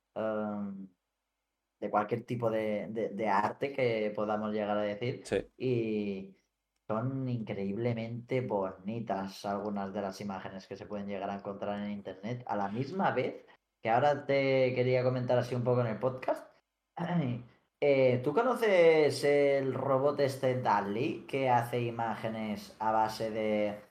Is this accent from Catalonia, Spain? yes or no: no; Felanitx, Balearic Islands, Spain; Somos los dos de Mallorca. Yo concretamente soy de Felanich, un pueblo pequeñito.